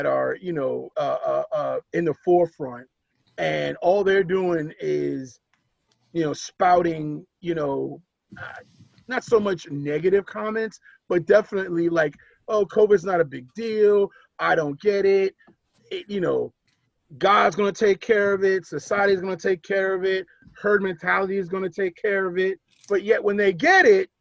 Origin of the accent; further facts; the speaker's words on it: New York, United States; moved away; I'm born and raised in New York. I'm a native New Yorker.